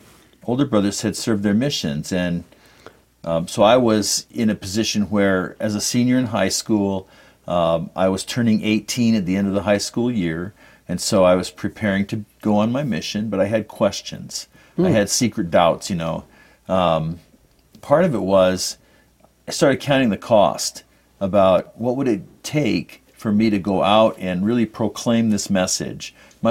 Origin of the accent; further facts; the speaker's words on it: California, United States; also born or lived in Salt Lake City, Utah; So I grew up throughout the West, but mostly from third grade on in Southern California.